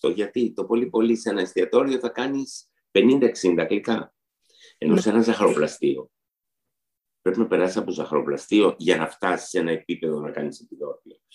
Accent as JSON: {"language": "Greek", "region": "Istanbul", "country": "Turkey", "moved": "yes", "lives_now": "Greece", "said": "Γιατί και εγώ όταν ήρθα από την Κωνσταντινούπολη, στην Κωνσταντινούπολη είχαμε πάρα πολλά γλυκά. Όταν ήρθα στην Ελλάδα, τα σαχροπραστία ήταν πάρα πολύ ταπεινά."}